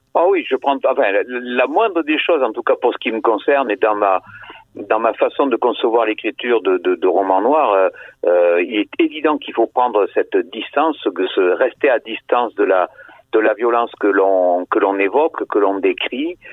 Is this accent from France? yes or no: yes; Bordeaux, Nouvelle-Aquitaine, France; la cité où j'ai vécu, où j'ai grandi